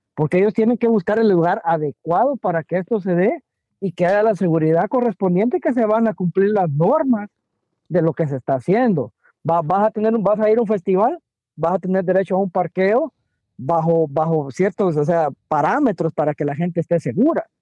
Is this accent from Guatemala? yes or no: yes; Guatemala; now in DMV area, United States; estamos como chapines